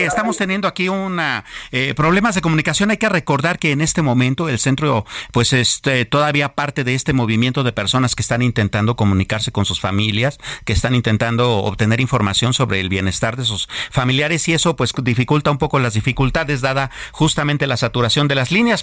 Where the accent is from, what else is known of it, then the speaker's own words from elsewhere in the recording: Mexico; somos los verdaderos mexicanos